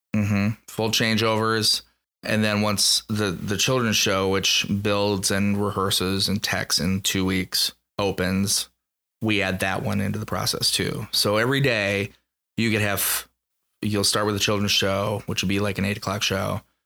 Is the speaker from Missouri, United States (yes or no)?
no; Dubuque, Iowa, United States; now in Omaha, United States; I'm, uh, Eastern Iowa boy. I'm Dubuque, Iowa.